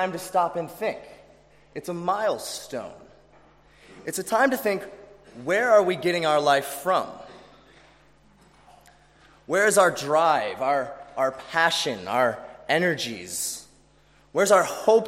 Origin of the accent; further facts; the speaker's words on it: Chicago, Illinois, United States; now in Australia; which also happens to be my city, Chicago.